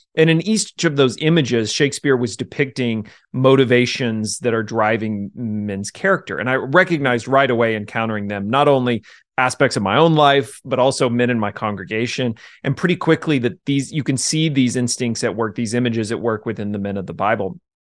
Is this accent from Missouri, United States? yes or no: yes; Jefferson City, Missouri, United States; also born or lived in Ozark, Missouri; I grew up in Jefferson City, the capital